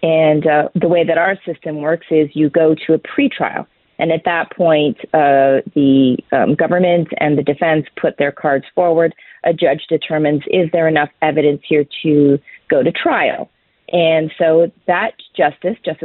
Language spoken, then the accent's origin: English; Canada